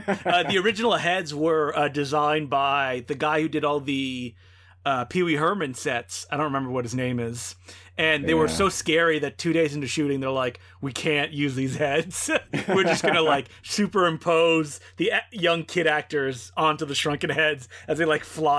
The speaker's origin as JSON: {"language": "English", "country": "Belgium", "said": "Oh yes, the popular Belgium films, my home country."}